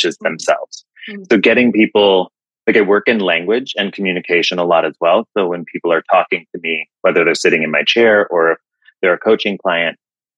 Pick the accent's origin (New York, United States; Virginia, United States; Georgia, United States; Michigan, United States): Michigan, United States; West; now in Asheville, United States; I'm from Michigan, Western conservative West Michigan, and I live in Asheville, North Carolina